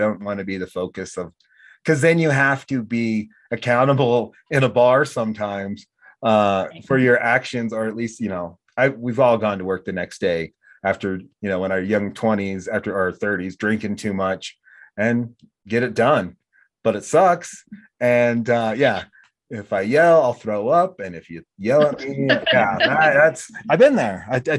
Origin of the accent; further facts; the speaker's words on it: United States; accent: American; all the Australian girls loved my American accent.